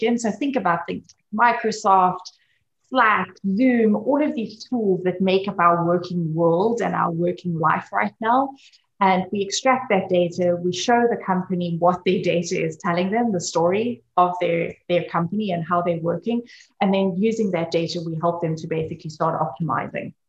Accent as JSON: {"language": "English", "country": "South Africa", "said": "I come from South Africa"}